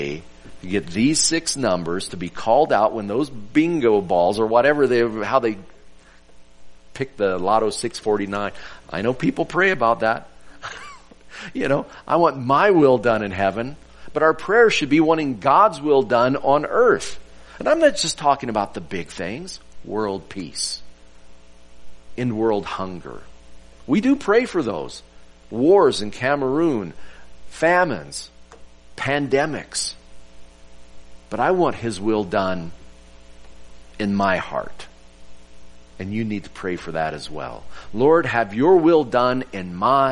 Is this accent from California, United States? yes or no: no; Oklahoma, United States; I'm a natural born Okie. I was born in Oklahoma